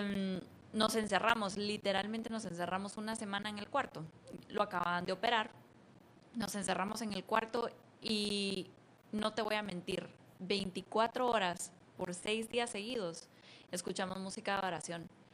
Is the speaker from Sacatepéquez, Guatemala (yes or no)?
yes; Antigua Guatemala, Sacatepéquez, Guatemala; moved away as an adult; now in United States; Yo nací en Antigua y me mudé a Estados Unidos a los 20, 21.